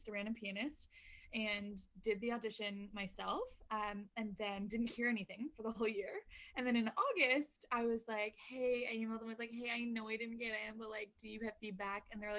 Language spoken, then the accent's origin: English; London, Ontario, Canada; I grew up in London, Ontario, Canada.